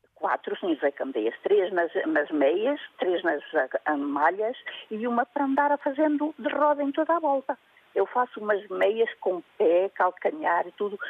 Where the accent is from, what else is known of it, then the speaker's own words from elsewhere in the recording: Mogadouro, Bragança District, Portugal; moved away as an adult; now in Vila Real, Portugal; Eu sou de Mugadouro, nascida e criada